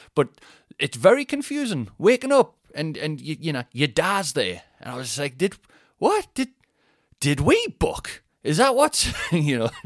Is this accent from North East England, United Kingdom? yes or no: yes; Newcastle upon Tyne, North East England, United Kingdom; accent: Newcastle accent; Geordie; I'm from Newcastle.